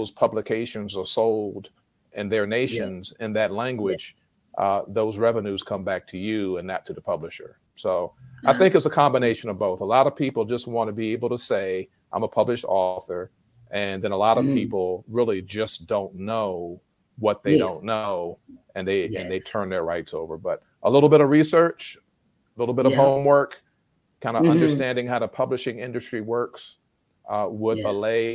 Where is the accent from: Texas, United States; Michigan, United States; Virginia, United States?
Virginia, United States; Richmond; my hometown of Richmond, Virginia